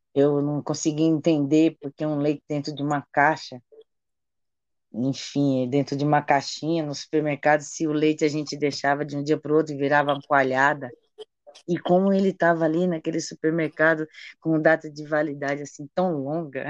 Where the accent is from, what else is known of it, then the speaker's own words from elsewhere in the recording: Chapada Diamantina, Bahia, Brazil; also born or lived in Salvador / Belgium; now in São Paulo, Brazil; eu nasci na Chapada Diamantina, nasci na roça e sou de uma família grande